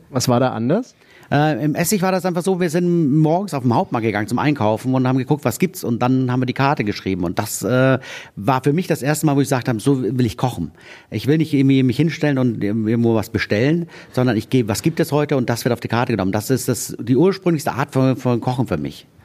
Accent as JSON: {"language": "German", "town": "Neumarkt in der Oberpfalz", "region": "Bavaria", "country": "Germany", "tie": "born or raised there", "said": "Ich bin gebürtiger Oberpfälzer. Kommst du aus Neumarkt? Ich komme aus Neumarkt."}